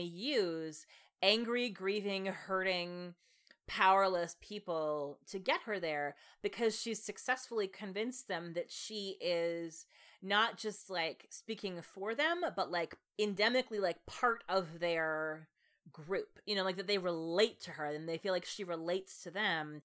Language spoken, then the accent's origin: English; United States; as an American